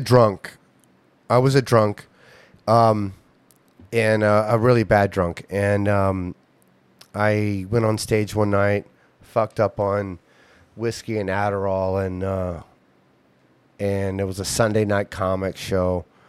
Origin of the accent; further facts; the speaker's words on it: Ohio, United States; my hometown